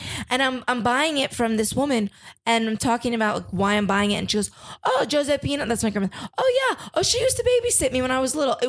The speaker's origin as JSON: {"language": "English", "area": "Jersey Shore", "region": "New Jersey", "country": "United States", "tie": "born or raised there", "moved": "yes", "lives_now": "Los Angeles, United States", "said": "I grew up on the Jersey Shore and now I live in LA. So I know beach towns people."}